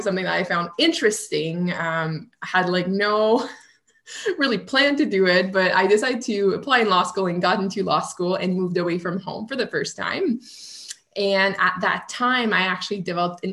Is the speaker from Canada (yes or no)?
yes; Canada; accent: French Canadian; now in Ottawa, Canada; I'm a French Canadian, so you may hear it through my accent